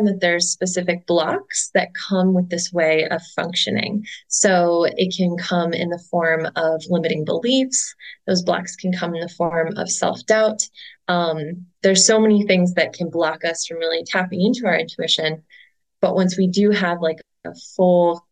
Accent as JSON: {"language": "English", "town": "Cleveland", "region": "Ohio", "country": "United States", "tie": "born or raised there", "said": "my hometown of Cleveland, Ohio"}